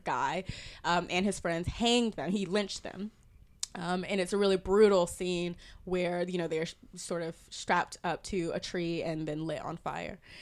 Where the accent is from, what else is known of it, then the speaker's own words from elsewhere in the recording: South Carolina, United States; moved away; I grew up in South Carolina.